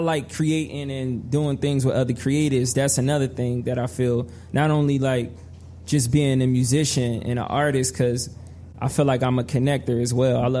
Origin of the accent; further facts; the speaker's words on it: Trenton, New Jersey, United States; I'm actually from Trenton, New Jersey.